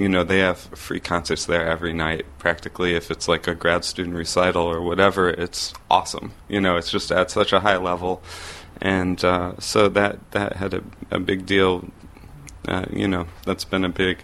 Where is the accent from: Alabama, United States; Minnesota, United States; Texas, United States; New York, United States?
New York, United States; Pittsford; I grew up in Rochester, New York, um, in a suburb of Rochester called Pittsford